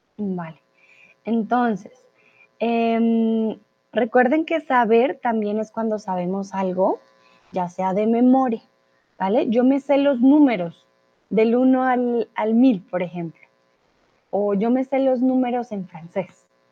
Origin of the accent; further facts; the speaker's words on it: Colombia; now in Mexico; soy de Colombia y ahora estoy en el hermoso y soleado México